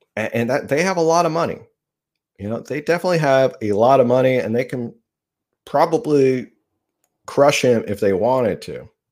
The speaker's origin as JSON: {"language": "English", "region": "New Jersey", "country": "United States", "moved": "yes", "said": "I'm from New Jersey. We had Atlantic City"}